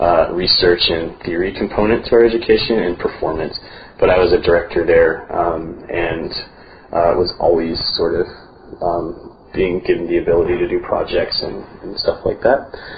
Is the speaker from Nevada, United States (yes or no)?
no; Baltimore, Maryland, United States; also born or lived in El Paso, Texas; So I was born here in Texas, actually in El Paso. My parents were in the military, and they are from Italy. And I grew up outside of Baltimore, Maryland, and attended school at the University of Maryland